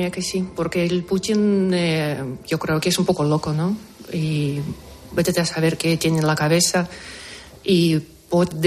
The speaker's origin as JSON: {"language": "Spanish", "country": "Ukraine", "second_language": "Spanish", "moved": "yes", "lives_now": "Madrid, Spain"}